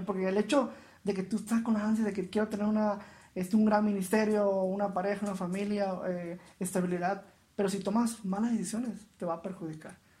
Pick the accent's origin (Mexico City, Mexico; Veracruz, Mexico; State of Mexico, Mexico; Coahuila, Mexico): Veracruz, Mexico; moved away as an adult; also born or lived in Mérida, Yucatán; soy originario de Veracruz, salí de Veracruz hacia Mérida, Yucatán